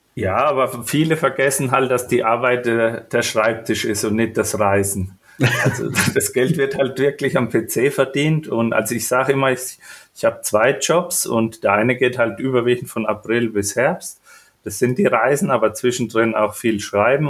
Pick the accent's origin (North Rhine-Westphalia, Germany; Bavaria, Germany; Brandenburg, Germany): Bavaria, Germany; Franconia; also born or lived in Spessart; Also ich komme aus Franken